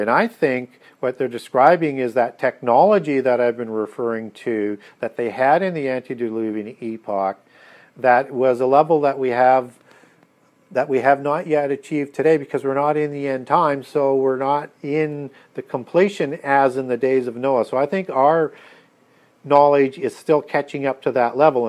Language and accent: English; Canada; being a Canadian